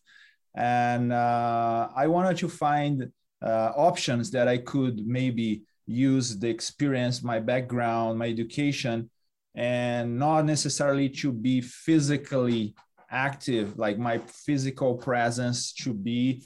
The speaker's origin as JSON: {"language": "English", "country": "Brazil", "moved": "yes", "said": "I'm from Brazil"}